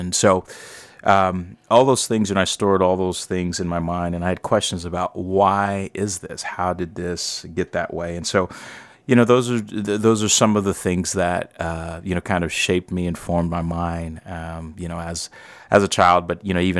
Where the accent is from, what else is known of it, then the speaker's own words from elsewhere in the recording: St. Louis, Missouri, United States; I am black. I was born in St. Louis. I still live in St. Louis, Missouri.